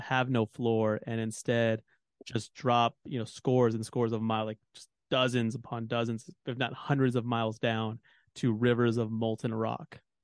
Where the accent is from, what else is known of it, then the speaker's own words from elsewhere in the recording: Texas, United States; As a Texan